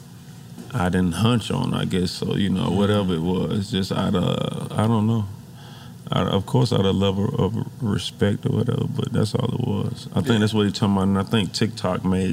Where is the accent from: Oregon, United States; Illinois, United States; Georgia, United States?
Georgia, United States; Atlanta; I'm from Atlanta